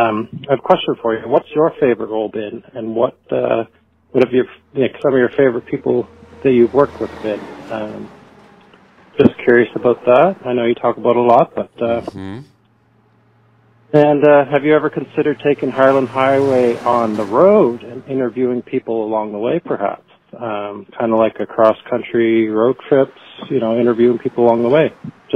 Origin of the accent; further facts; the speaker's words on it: Canada; I'm actually a Canadian truck driver myself.